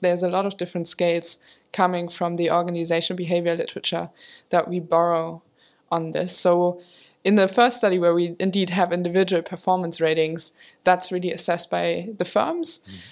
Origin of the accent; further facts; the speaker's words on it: Germany; moved away as an adult; also born or lived in Maastricht, Netherlands; I grew up in Germany